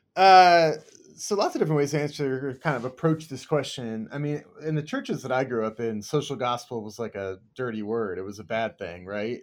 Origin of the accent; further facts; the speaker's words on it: United States; also born or lived in Kansas, United States / Southern California, United States; grew up in Kansas and Southern California and spent kinda my childhood between those two places